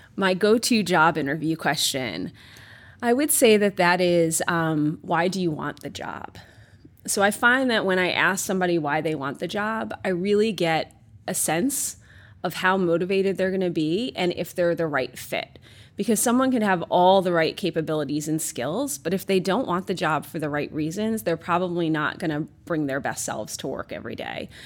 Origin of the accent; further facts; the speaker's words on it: New York, United States; moved away as an adult; also born or lived in Espoo, Finland; now in Finland; I grew up and was born and raised in New York